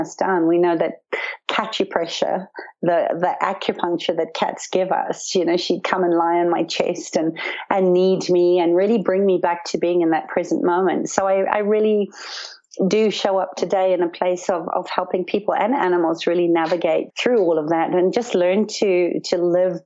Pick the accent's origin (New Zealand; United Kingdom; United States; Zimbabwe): Zimbabwe; When I was young, I grew up in Zimbabwe on a farm in the bush